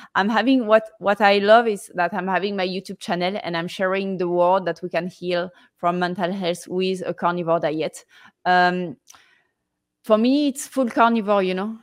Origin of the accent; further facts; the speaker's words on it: Marseille, Provence-Alpes-Côte d'Azur, France; I'm from Marseille, southeast of France